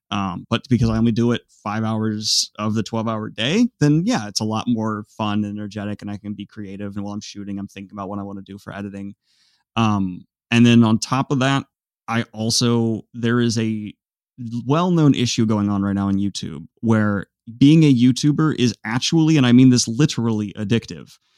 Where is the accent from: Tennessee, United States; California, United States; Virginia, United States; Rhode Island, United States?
Virginia, United States; also born or lived in Columbus, Ohio; came back uh, home to Virginia.